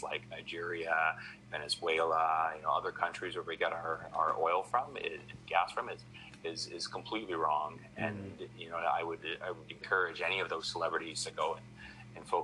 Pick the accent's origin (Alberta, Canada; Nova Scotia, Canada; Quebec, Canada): Alberta, Canada; out here in Alberta, you know, we've lived and breathed that for my entire life